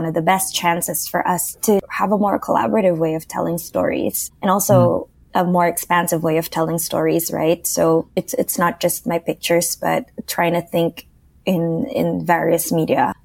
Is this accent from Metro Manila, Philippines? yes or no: yes; Manila, Metro Manila, Philippines; English is a second language; I grew up in Manila